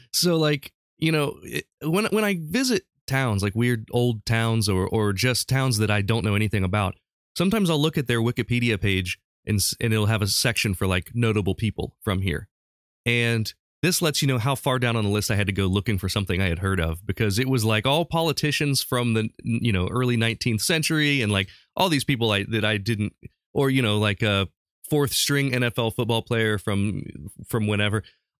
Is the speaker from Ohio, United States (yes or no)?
yes; Urbana, Ohio, United States; my hometown of Urbana, Ohio.